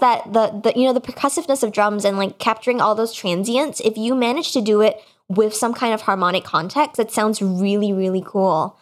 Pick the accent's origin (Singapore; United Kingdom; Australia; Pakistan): Singapore; moved away; the time that I grew up in Singapore, which is where I'm, my, my family is, um, at the moment